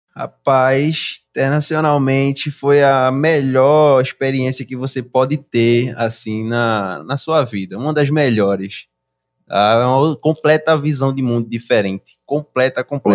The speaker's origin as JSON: {"language": "Portuguese", "country": "Brazil", "moved": "yes", "lives_now": "Canada", "said": "Sou do Brasil."}